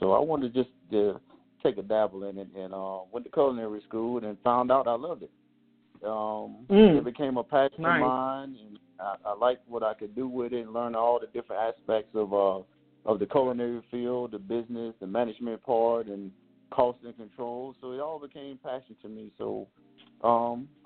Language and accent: English; Chapel Hill, North Carolina, United States; moved away as an adult; I was originally born and raised in Chapel Hill, North Carolina